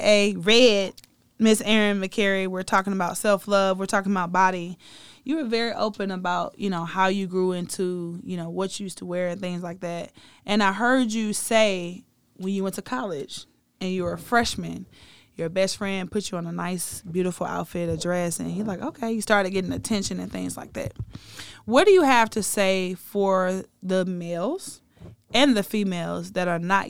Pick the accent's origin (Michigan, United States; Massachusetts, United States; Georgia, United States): Georgia, United States; Atlanta; also born or lived in Virginia; I'm from Atlanta, which is like another southern city